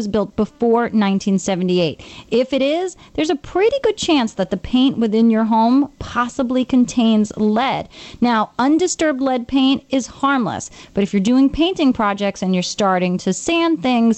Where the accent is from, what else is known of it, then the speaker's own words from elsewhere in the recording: New York, United States; being a New Yorker